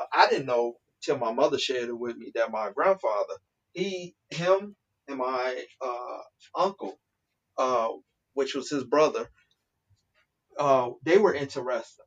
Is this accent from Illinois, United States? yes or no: yes; Chicago, Illinois, United States; born and raised in Chicago